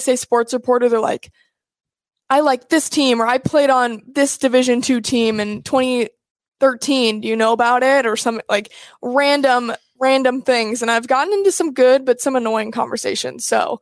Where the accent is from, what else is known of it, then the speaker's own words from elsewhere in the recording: Nebraska, United States; From Nebraska